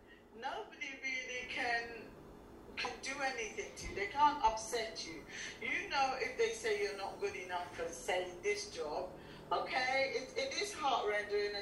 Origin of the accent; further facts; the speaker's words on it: Guyana; accent: Guyanese; moved away; I am originally from Guyana, and I've just regained some of the, you know, the accent